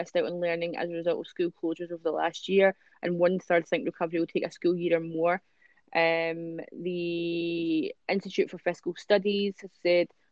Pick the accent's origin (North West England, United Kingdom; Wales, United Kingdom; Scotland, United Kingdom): Scotland, United Kingdom; we're from Scotland. We're close, like, we're almost Ireland. We're kind of across the water, yeah. But we're Scottish. I've got shitty accents